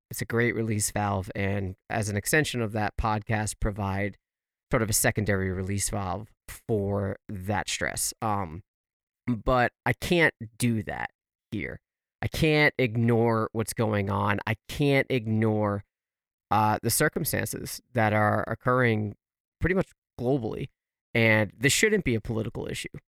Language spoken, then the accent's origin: English; United States; as an American